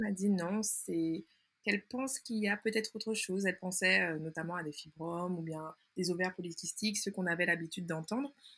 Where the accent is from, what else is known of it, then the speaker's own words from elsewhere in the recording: Martinique; also born or lived in Canada; je suis originaire de la Martinique et d'ailleurs, c'est de là que je vous parle